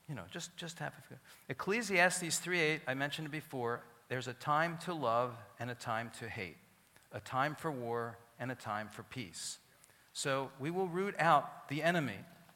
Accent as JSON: {"language": "English", "town": "Philadelphia", "region": "Pennsylvania", "country": "United States", "tie": "born or raised there", "said": "I grew up in Philadelphia"}